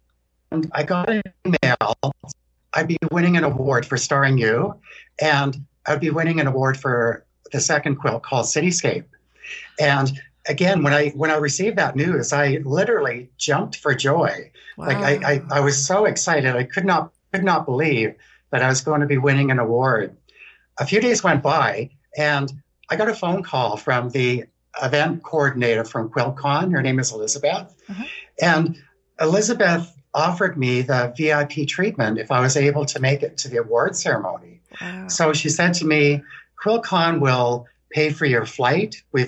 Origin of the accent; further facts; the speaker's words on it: Victoria, British Columbia, Canada; also born or lived in Newfoundland; now in Toronto, Canada; So right now I live in Toronto, Ontario, Canada. I was born in Newfoundland, which is the east coast of Canada. Yes. I was brought up in Victoria, which is the west coast of Canada. And now I live kind of in the middle in Toronto.